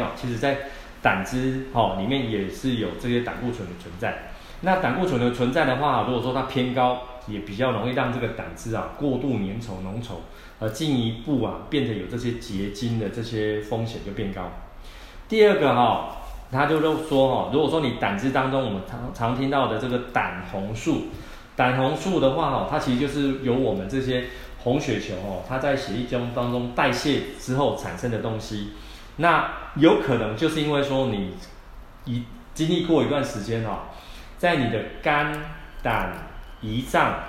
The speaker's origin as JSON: {"language": "Chinese", "country": "Taiwan", "said": "我们台湾啊，说是美食王国啊，讲的可爱一点啊，就是说我们台湾人哦，太会乱吃了哈。"}